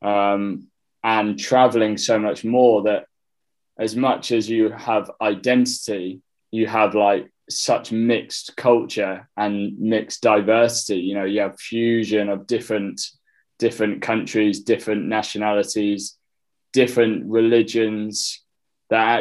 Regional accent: Sheffield, Yorkshire and the Humber, United Kingdom; moved away as an adult; also born or lived in Egypt; I'm from Sheffield

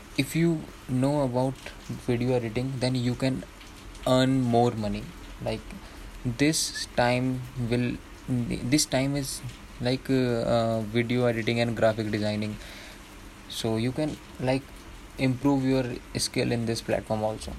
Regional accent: Dehradun, Uttarakhand, India; I am from Dehradun

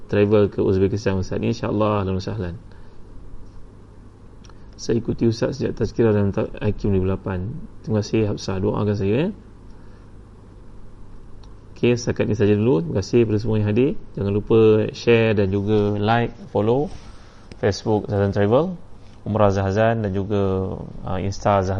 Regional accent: Singapore; InsyaAllah saya orang Singapura

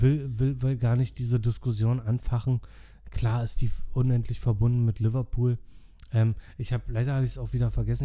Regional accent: Berlin, Germany; als Berliner

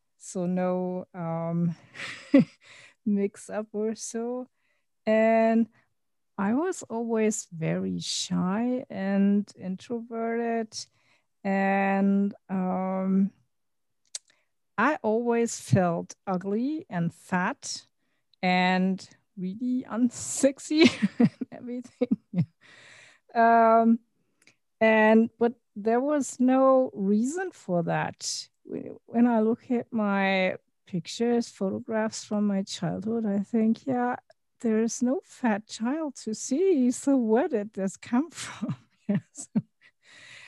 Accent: Berlin, Germany; English is a second language; I was born and raised in Germany, in Berlin

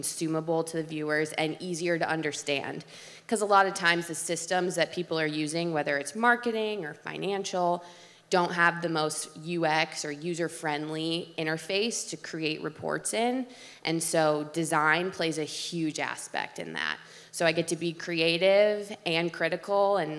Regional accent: Ann Arbor, Michigan, United States; moved away; I'm from Ann Arbor, Michigan originally

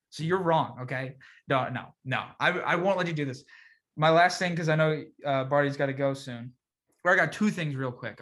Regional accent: Reston, Virginia, United States; moved away; I'm from Reston

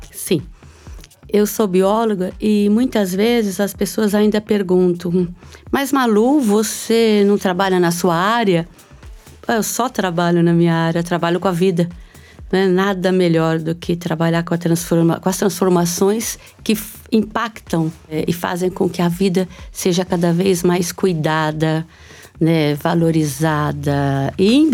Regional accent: São Paulo, Brazil; eu nasci em São Paulo, no, no Alto da Moca, né? Ah, uma mistura, tem a ver com a minha mistura ancestral, né? Entre uh, italianos e croatas na realidade, eram iugoslavos quando vieram

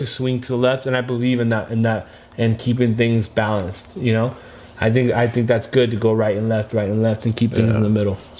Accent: United States; My fucking country. Same here. I was born here.

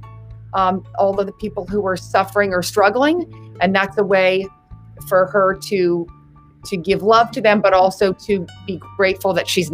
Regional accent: Winter Park, Florida, United States; moved away; I'm from Winter Park, Florida.

